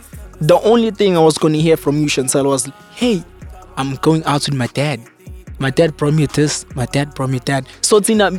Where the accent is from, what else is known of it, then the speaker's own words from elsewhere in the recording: Durban, KwaZulu-Natal, South Africa; I'm from Durban.